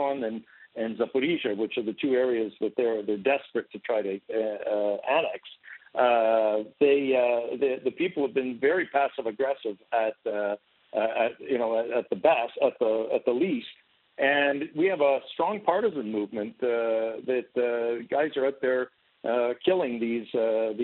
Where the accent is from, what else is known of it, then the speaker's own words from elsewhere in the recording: Canada; now in Ukraine; I'm a Canadian